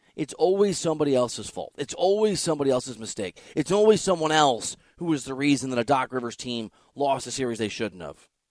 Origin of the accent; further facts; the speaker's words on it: Iowa, United States; I'm from Iowa